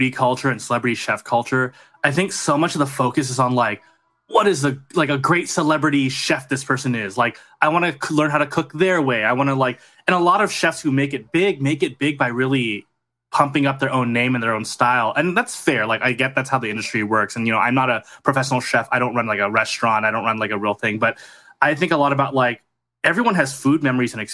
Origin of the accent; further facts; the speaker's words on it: Southern California, United States; I grew up in Southern California suburbs